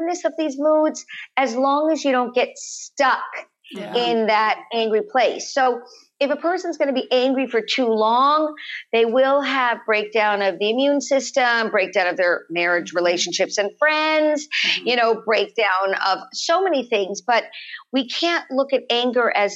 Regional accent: Los Angeles, California, United States; we live in the canyons when I was growing up in Los Angeles

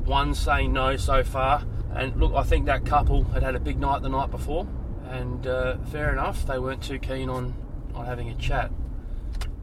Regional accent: Adelaide, South Australia, Australia; I'm from Adelaide

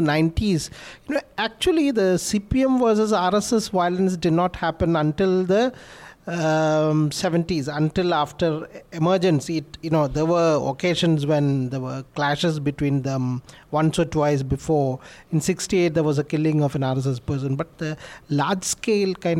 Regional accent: Kannur, Kerala, India; I'm from Kannur

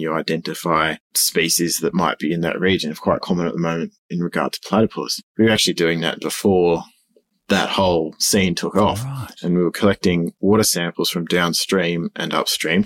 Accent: Sydney, New South Wales, Australia; moved away as an adult; now in Goulburn, Australia; born and bred Sydney and been there all my life

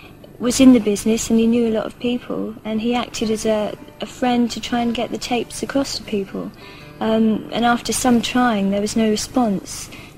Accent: Kent, South East England, United Kingdom; I was brought up in Kent, a very sort of normal upbringing.

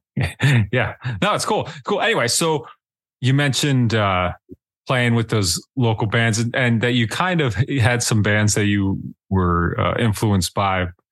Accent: Pennsylvania, United States; born or raised there

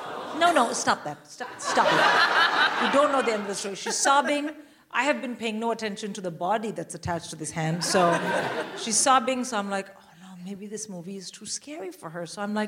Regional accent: India; I'm Indian. I would rather die.

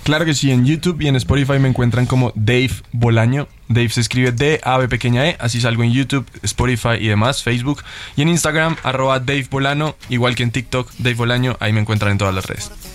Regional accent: Colombia; vengo de Colombia

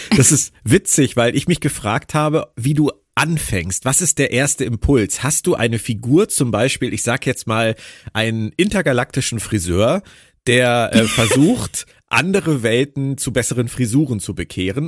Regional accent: Berlin, Germany; meiner Heimat Berlin

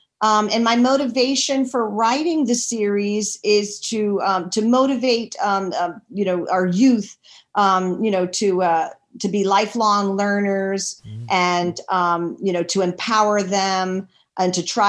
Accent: Washington, District of Columbia, United States; I was born and raised in Washington, D.C.

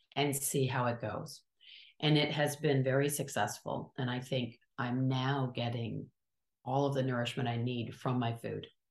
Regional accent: Kalamazoo, Michigan, United States; now in California, United States; I'm from sort of the middle, upper middle part of the country, the state of Michigan

